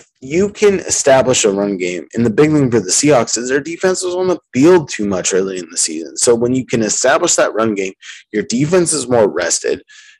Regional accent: Yakima, Washington, United States; I'm from Yakima.

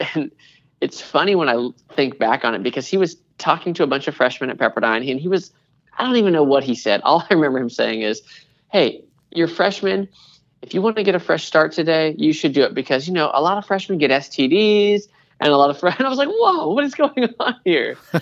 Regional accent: Seattle, Washington, United States; moved away as an adult; also born or lived in Portland, Oregon; now in Charlotte, United States; My wife and I happened to move to Charlotte from the Northwest. So we're from Seattle

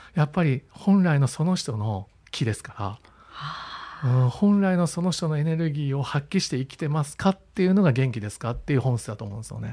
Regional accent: Kyoto, Japan; 自分は京都出身

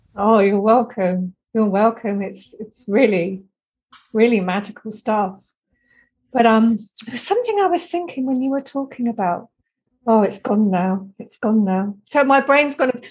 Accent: Deal, South East England, United Kingdom; when I was a little girl growing up in Dealing, Kent, in Britain

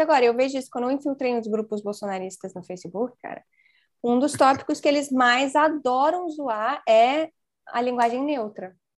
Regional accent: Brazil; Eu sou brasileiro, então eu falo português.

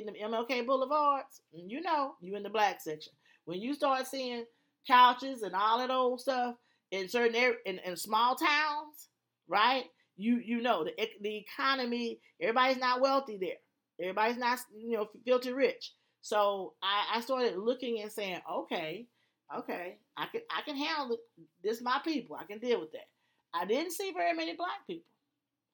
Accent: Alexandria, Louisiana, United States; moved away; I'm from Louisiana, Alexandria. And so I'm country.

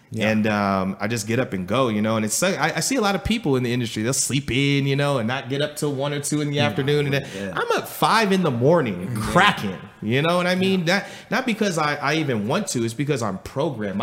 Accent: Los Angeles, California, United States; I come from Los Angeles, California, man, to where it's like where we're from is either you hustle or you're homeless.

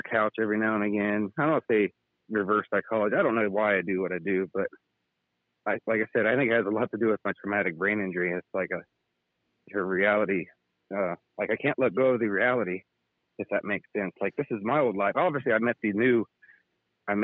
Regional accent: Ohio, United States; moved away as an adult; now in Indiana, United States; I'm from Ohio

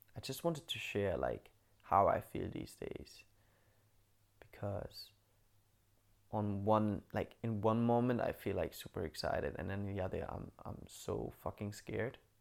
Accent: Bamberg, Bavaria, Germany; moved away; I'm in Bamberg right now in my hometown

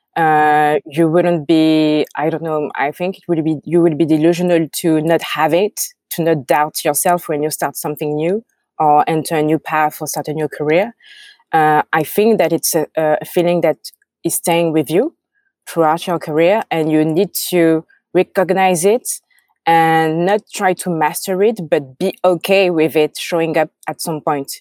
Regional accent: France; accent: French; English is a second language; I have my French accent

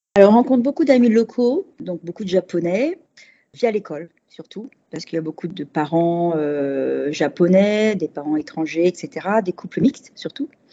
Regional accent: Paris, Île-de-France, France; moved away as an adult; also born or lived in Switzerland; now in Yokohama, Japan; je viens de Paris. et tous les deux parisiens

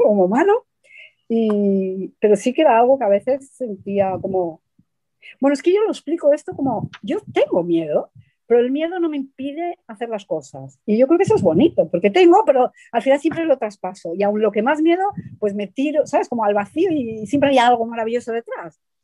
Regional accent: Madrid, Community of Madrid, Spain; also born or lived in Argentina; yo nací en Argentina luego de pequeña me fui a vivir a Madrid

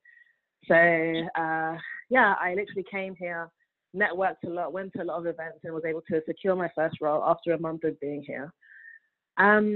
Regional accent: London, United Kingdom; moved away as an adult; now in Canada; I was born and raised in London, United Kingdom. And I moved to Canada 2 years today

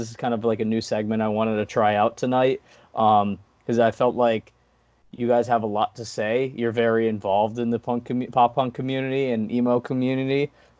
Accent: New York, United States; We're from New York, and we went to Rhode Island to record, and you know, just like traveling state to state.

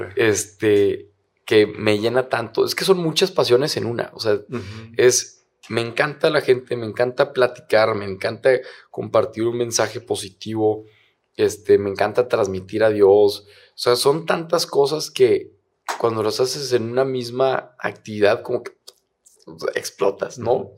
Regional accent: Torreón, Coahuila, Mexico; moved away as an adult; now in Monterrey, Mexico; yo, soy de Torreón y llevo ya seis años acá en Monterrey.

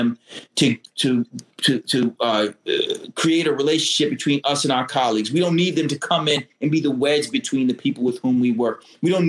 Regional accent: Connecticut, United States; I'm African American and I'm from Connecticut

